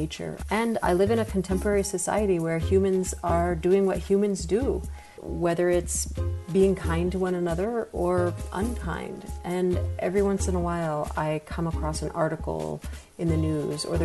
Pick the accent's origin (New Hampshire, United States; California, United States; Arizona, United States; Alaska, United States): New Hampshire, United States; rural; born or raised there; moved away as an adult; now in Atlanta, United States